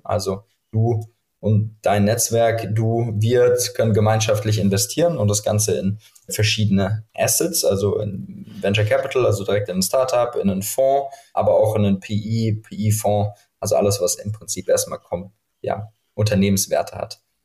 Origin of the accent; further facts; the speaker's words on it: Frankfurt, Hesse, Germany; moved away as an adult; now in Berlin, Germany; Ich bin aus Frankfurt ursprünglich